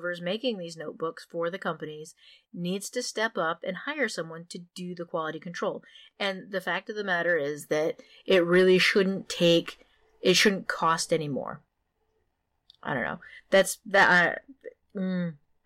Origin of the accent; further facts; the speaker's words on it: Maine, United States; I'm from Maine, where L.L. Bean used to have their factories